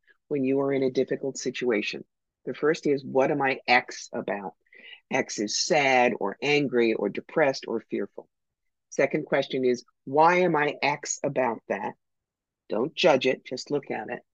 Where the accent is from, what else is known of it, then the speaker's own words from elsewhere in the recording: New York, United States; I'm from New York.